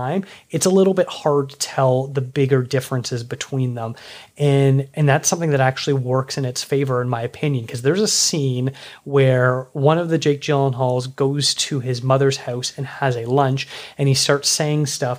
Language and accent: English; Toronto, Ontario, Canada; my hometown of Toronto